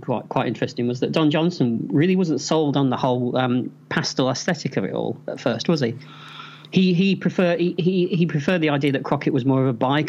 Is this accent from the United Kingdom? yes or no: yes; England, United Kingdom; for people like us that were growing up in England in the 1980s